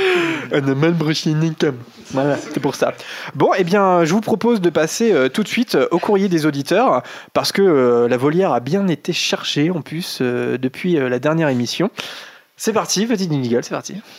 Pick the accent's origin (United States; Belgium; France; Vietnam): France; Normandy; on n'est pas de Picardie, on vient de Caen, enfin, on enregistre à Caen, on est normand